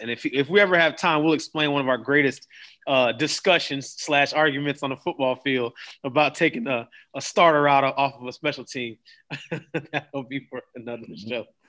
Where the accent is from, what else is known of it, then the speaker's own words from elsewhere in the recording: Daytona Beach, Florida, United States; moved away; I'm from Daytona